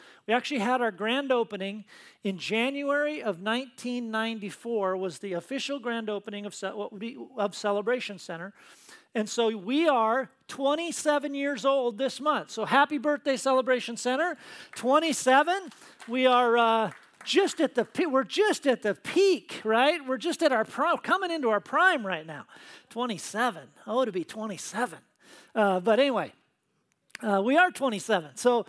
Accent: Tacoma, Washington, United States; Lisa and I grew up in the Tacoma area

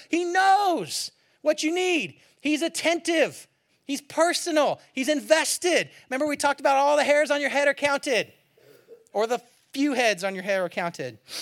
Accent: Bay Area, California, United States; moved away; also born or lived in Seattle / Eugene, Oregon; I grew up in the Bay Area

